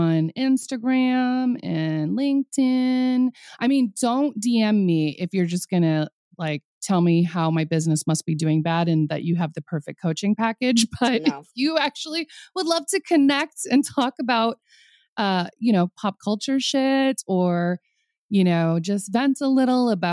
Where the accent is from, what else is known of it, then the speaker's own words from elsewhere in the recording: Minnesota, United States; I'm from Minnesota